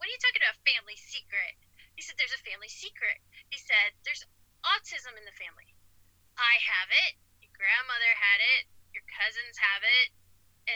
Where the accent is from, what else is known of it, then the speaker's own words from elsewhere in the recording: Ohio, United States; When I was raised in Ohio